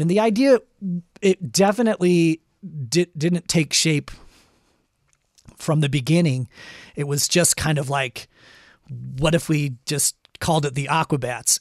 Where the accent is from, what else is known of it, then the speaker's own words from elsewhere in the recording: Los Angeles, California, United States; growing up in Los Angeles